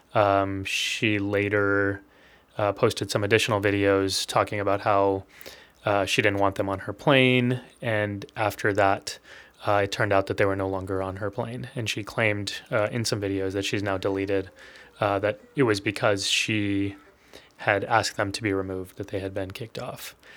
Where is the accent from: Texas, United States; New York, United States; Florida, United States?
Texas, United States; I was born and raised in Texas